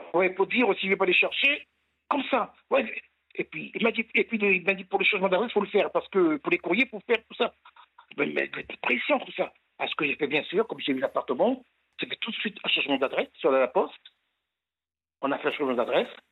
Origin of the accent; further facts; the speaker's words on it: French Guiana; je suis de Guyane